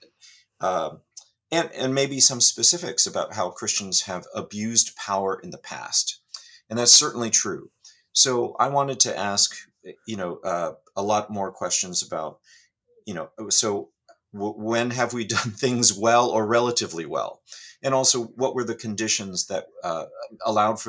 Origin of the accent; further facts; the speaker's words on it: California, United States; I grew up in California